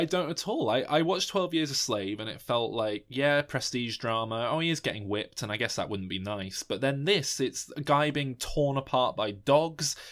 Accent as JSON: {"language": "English", "country": "United Kingdom", "said": "as a British person"}